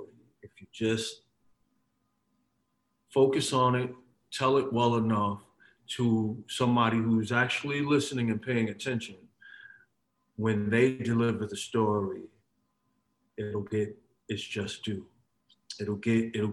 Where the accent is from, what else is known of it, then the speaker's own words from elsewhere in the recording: Paterson, New Jersey, United States; moved away as an adult; also born or lived in East Windsor, New Jersey / New York; I was born in Patterson. I moved to from Patterson. We moved from Patterson to Central New Jersey when I was about 12 years old